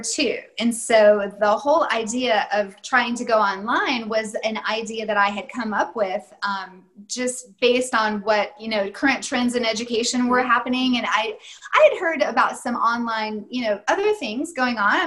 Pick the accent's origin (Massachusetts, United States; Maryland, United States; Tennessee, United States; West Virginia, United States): Tennessee, United States; moved away as an adult; now in Germany; I grew up in Tennessee, met my husband there, and our older children were born there